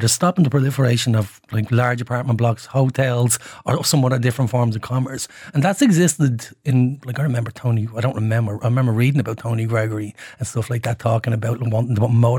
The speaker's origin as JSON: {"language": "English", "town": "Dublin", "region": "Leinster", "country": "Ireland", "tie": "born or raised there", "said": "So for me, who grew up in Summerhill, and like I said, my family's very much from the North inner city, it is a mindset for us."}